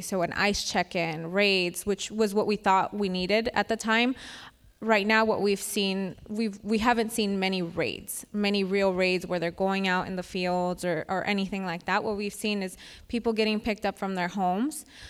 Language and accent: English; Winton, California, United States; I'm from Winton, California, which is a small town in Merced County